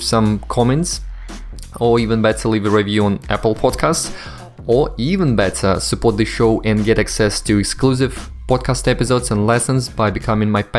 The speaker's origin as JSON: {"language": "English", "town": "Kaliningrad", "region": "Kaliningrad Oblast", "country": "Russia", "tie": "born or raised there", "said": "I'm Russian. And indeed, I grew up in Kaliningrad"}